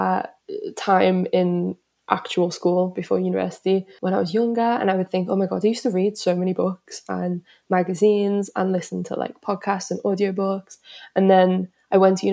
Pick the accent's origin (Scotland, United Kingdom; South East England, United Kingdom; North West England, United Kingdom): North West England, United Kingdom; Liverpool; moved away as an adult; now in London, United Kingdom; a lot of my family and friends in Liverpool